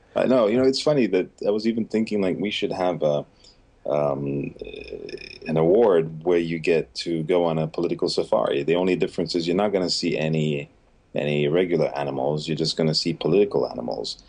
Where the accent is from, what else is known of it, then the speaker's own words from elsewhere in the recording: Ghana; also born or lived in Nigeria; I grew up in Ghana, mm-hmm. so I have roots in Ghana